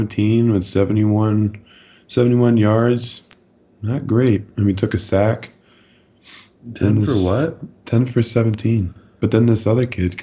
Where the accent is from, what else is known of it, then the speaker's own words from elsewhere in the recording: Pennsylvania, United States; we're all from Pennsylvania